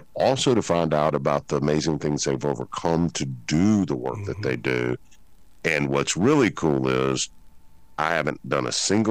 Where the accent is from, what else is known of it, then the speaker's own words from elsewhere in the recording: Memphis, Tennessee, United States; I'm from Memphis